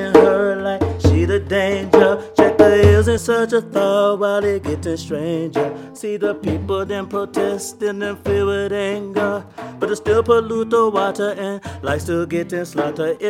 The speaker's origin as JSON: {"language": "English", "town": "Los Angeles", "region": "California", "country": "United States", "moved": "yes", "said": "I'm from Los Angeles, California"}